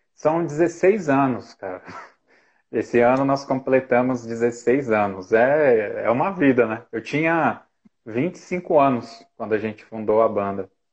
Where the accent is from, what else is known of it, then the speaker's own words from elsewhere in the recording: Ribeirão Pires, São Paulo, Brazil; Em 92, fiz 14 anos, 92, eu era guarda-mirim aqui em Ribeirão Pires